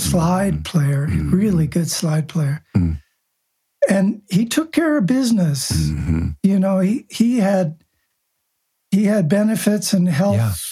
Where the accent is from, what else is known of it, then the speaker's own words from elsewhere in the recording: Buenos Aires, Argentina; Buenos, Argentina. Yeah, Buenos Aires.